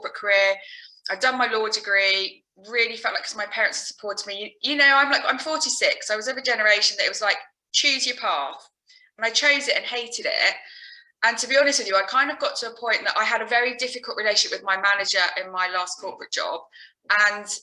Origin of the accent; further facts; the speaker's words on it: Alton, South East England, United Kingdom; I'm from Alton in Hampshire